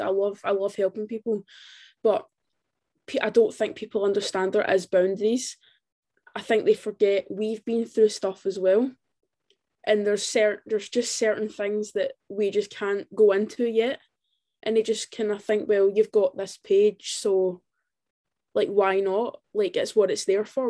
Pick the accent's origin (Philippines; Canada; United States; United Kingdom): United Kingdom; Scotland; I'm from Scotland